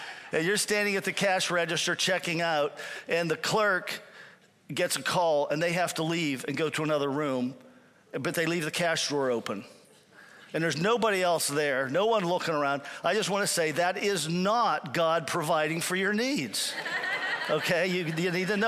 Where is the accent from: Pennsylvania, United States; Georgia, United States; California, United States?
Pennsylvania, United States; moved away as an adult; also born or lived in Cuyahoga Falls, Ohio; I'm back in my hometown in Pennsylvania